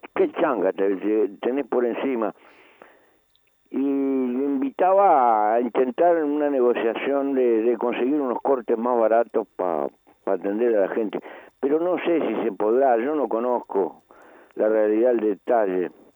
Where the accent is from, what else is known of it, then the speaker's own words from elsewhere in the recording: Uruguay; en mi país no se puede tocar mucho ni la carne ni la hierba